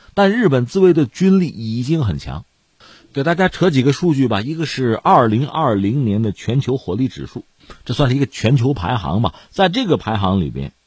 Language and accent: Chinese; China; 我们中国人